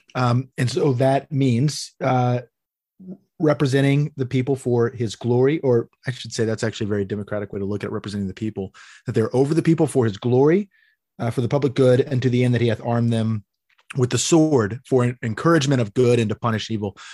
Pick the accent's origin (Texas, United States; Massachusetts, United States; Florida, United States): Texas, United States; Amarillo; born or raised there